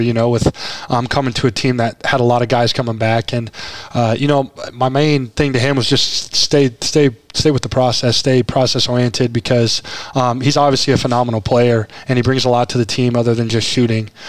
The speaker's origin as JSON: {"language": "English", "region": "Nebraska", "country": "United States", "said": "I'm from Nebraska"}